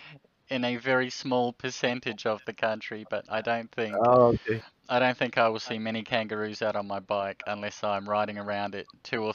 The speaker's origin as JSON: {"language": "English", "country": "New Zealand", "tie": "born or raised there", "moved": "as an adult", "lives_now": "Australia", "said": "growing up in New Zealand"}